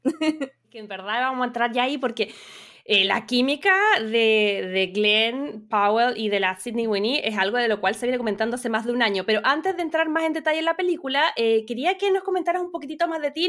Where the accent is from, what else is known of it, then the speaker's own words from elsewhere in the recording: Chile; now in Los Angeles, United States; soy periodista chilena viviendo en Los Ángeles, California.